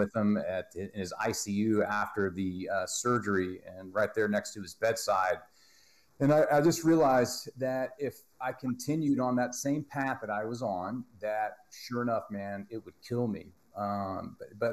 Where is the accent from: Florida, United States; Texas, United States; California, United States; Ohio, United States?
Texas, United States; I'm from Texas